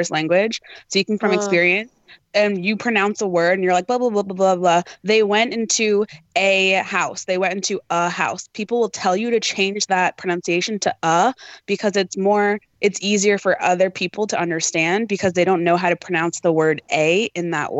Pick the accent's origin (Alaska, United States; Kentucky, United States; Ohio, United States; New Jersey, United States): Alaska, United States; being from Alaska